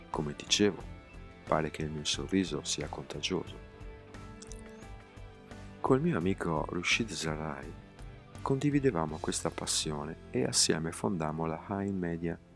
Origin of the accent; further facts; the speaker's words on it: Gaza, Gaza Strip, Palestine; born there; Sono nato in Palestina 33 anni fa. I miei amici dicono che il mio sorriso sia contagioso. A 12 anni mi sono innamorato di una fotocamera, la prima che vedevo in vita mia. Sai, a Gaza non se ne vedono tante